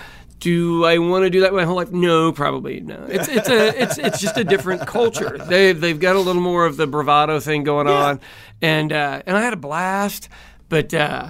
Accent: Kansas City, United States; born or raised there

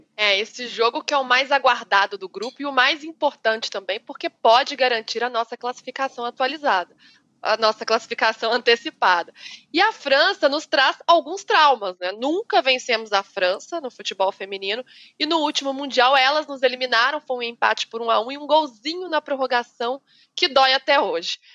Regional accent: Minas Gerais, Brazil; Eu sou mineira

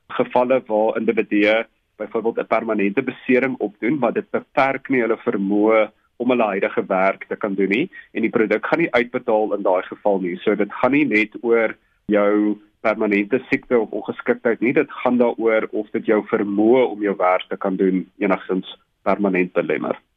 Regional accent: South Africa; ons as Suid-Afrikaners

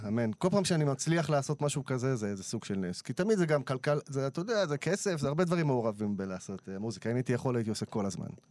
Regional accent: Yavne, Central District, Israel; הכל חבר'ה מיבנה מהשכונה שב"כ סמך, אתה יודע, שגדלנו ביחד

